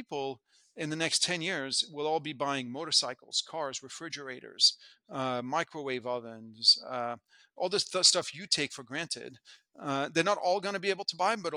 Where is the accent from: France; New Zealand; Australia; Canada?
France; moved away as an adult; also born or lived in United States; now in Hong Kong; I was born in France, in the early 70s, and the big story as I was growing up was the integration of the European continent